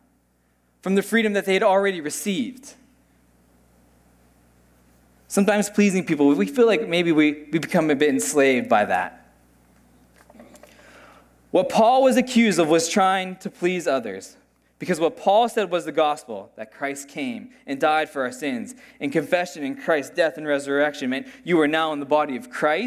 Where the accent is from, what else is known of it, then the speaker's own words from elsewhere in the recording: United States; moved away; I grew up in the States